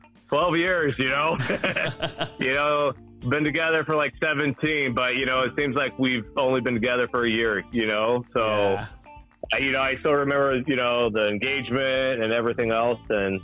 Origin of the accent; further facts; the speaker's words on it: San Francisco, California, United States; born there; also born or lived in Virginia; So I'm actually originally, I was born in San Francisco, California.